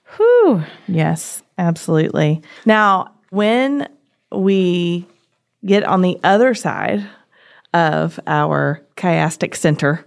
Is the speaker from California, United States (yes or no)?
no; Tennessee, United States; I'm from Tennessee